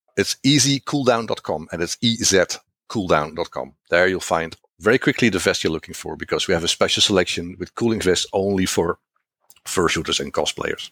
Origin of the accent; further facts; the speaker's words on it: Netherlands; first language Dutch; English is a second language; I am from the Netherlands.